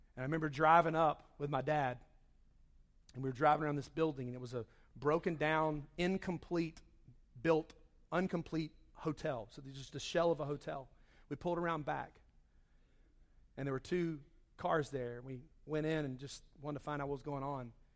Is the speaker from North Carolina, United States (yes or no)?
yes; Charlotte, North Carolina, United States; moved away; I grew up in Charlotte